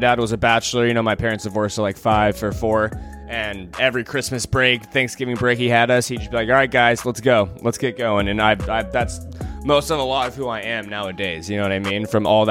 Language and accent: English; Seattle, Washington, United States; Born and raised in Seattle area. I love it here